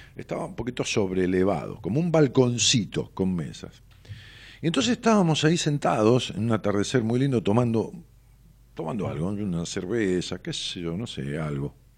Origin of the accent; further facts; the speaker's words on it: Ramos Mejía, Buenos Aires Province, Argentina; la casa donde yo nací, una casa pequeña que mis padres alquilaban este, allá en mis pagos, en Ramos Mejía